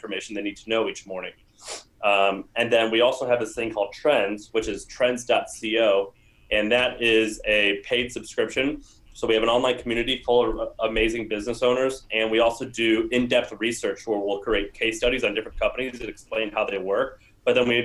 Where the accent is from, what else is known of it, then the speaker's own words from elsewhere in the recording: St. Louis, Missouri, United States; moved away as an adult; also born or lived in Nashville, Tennessee; I am from St. Louis, Missouri, went to college in Nashville, Tennessee